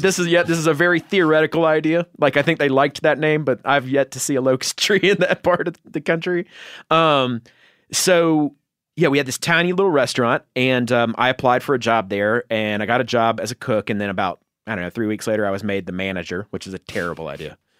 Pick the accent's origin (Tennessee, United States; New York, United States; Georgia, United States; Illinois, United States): Georgia, United States; North; in North Georgia, like the mountains in North Georgia